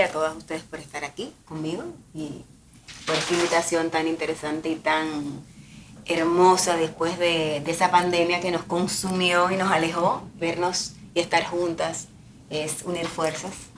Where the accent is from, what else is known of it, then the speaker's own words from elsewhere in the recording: Santo Domingo, Distrito Nacional, Dominican Republic; moved away as an adult; now in Miami, United States; soy dominicana de Santo Domingo, una ciudad que también tiene mar